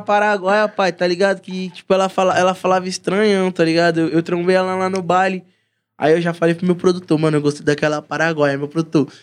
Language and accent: Portuguese; São Paulo, Brazil; Sou lá da Zaquinache lá, Zona Norte de São Paulo